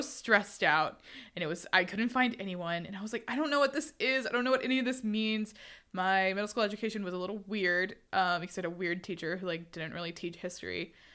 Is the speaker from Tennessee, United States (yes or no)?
no; Houston, Texas, United States; I'm from Houston, Texas